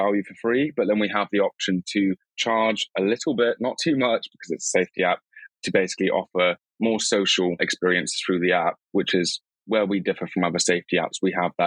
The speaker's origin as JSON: {"language": "English", "area": "Cornwall", "region": "South West England", "country": "United Kingdom", "moved": "yes", "said": "I come from Cornwall"}